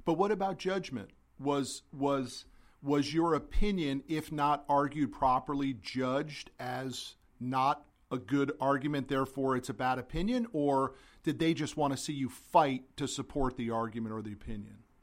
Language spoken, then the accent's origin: English; Connecticut, United States; I'm from Connecticut